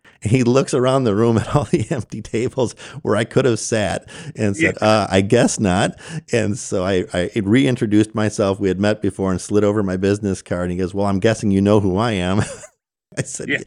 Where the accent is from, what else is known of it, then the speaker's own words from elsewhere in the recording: Chicago, Illinois, United States; now in Houston, United States; Growing up in Chicago, I was familiar